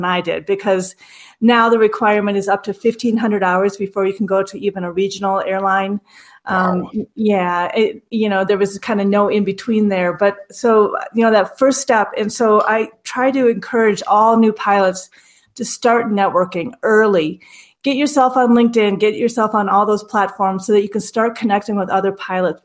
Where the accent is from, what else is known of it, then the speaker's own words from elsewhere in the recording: Minnesota, United States; accent: Minnesota; growing up in Minnesota, when we had career day, we were actually separated